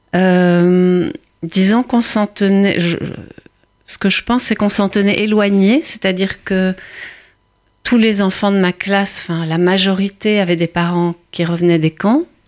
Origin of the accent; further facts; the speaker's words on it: Antwerp, Flanders, Belgium; now in Paris, France; suis née euh, à Anvers, en Belgique, dans une petite communauté juive